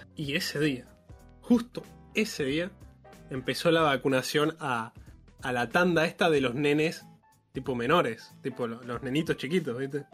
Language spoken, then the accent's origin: Spanish; Monte Hermoso, Buenos Aires Province, Argentina; moved away; soy de Montermoso.